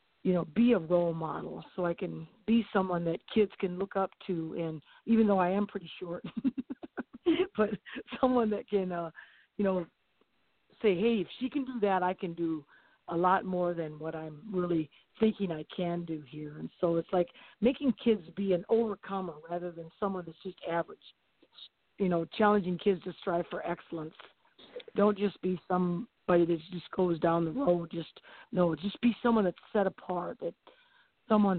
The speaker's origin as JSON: {"language": "English", "town": "Jefferson", "region": "South Dakota", "country": "United States", "tie": "born or raised there", "lives_now": "Elkton, United States", "said": "I grew up in Jefferson, South Dakota, down by Sioux City, Iowa. But now I live in Elkton"}